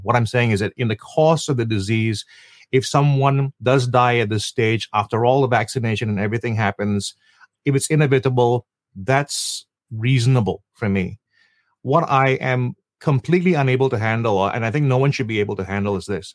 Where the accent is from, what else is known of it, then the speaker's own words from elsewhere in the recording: Malaysia; now in Singapore; I am still a Malaysian. I have a family that's entirely Singaporean around me